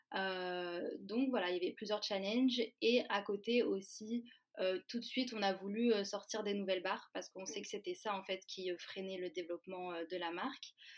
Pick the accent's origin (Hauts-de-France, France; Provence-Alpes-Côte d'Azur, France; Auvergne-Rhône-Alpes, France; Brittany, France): Auvergne-Rhône-Alpes, France; Valence; moved away as an adult; now in Paris, France; de base moi je suis de Valence